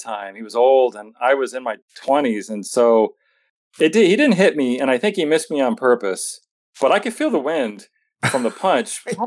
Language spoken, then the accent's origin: English; Los Angeles, California, United States; in my hometown, I can remember in my mind, it was on the corner of York Boulevard